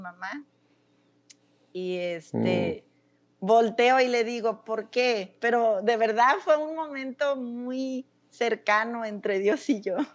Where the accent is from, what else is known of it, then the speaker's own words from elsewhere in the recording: Casimiro Castillo, Jalisco, Mexico; moved away as an adult; also born or lived in North Carolina, United States / Florida, United States / Germany; now in Nebraska, United States; yo nací en un pueblo de Jalisco llamado Casimiro Castillo. Eh, soy la menor, soy la menor de tres hermanos